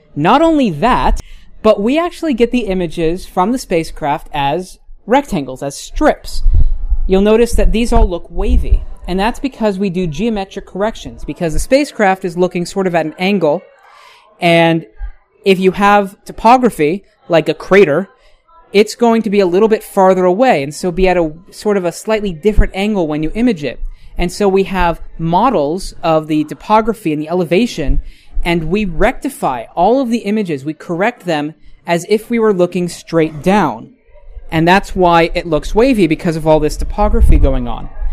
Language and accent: English; United States; I'm American